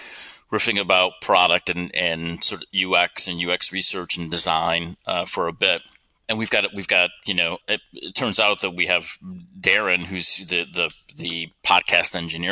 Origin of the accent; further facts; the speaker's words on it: upstate New York, United States; accent: upstate New York; I grew up in upstate New York, and I never thought that, you know, I had an accent or said, you know, things strangely compared to the rest of the country and the rest of the world.